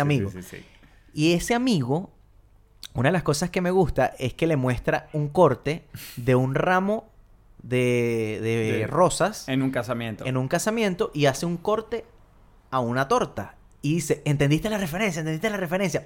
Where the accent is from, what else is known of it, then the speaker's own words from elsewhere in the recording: Venezuela; Uno como venezolano